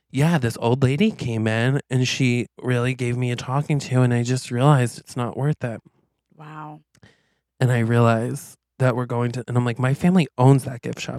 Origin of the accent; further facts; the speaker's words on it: Quaint, Vermont, United States; I grew up in Quaint